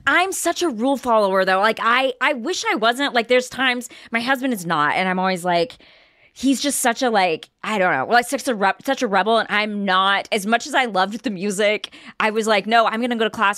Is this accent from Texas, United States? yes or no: yes; Marshall, Texas, United States; my hometown